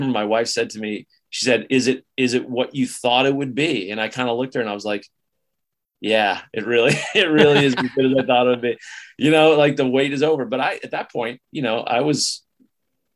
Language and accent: English; Maine, United States; also born or lived in Long Island, New York; But when I was four, we moved to Maine